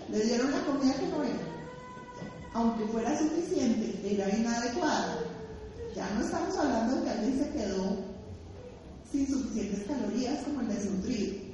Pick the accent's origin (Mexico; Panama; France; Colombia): Colombia; Bogotá; yo soy una rola